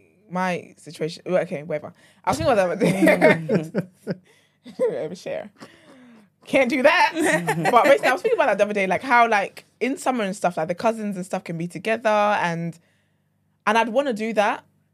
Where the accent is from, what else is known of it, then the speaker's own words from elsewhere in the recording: Nigeria; moved away; growing up in Nigeria